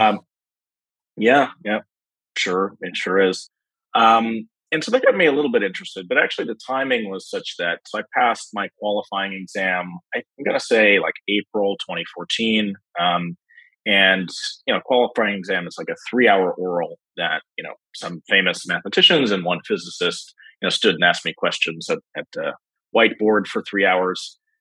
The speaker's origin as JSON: {"language": "English", "town": "New York City", "region": "New York", "country": "United States", "also_born_or_lived": "Berkeley, California", "said": "I'm from New York City"}